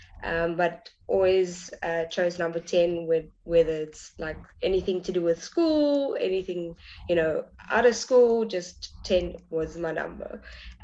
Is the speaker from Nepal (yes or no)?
no; Cape Town, Western Cape, South Africa; I'm from Cape Town, South Africa.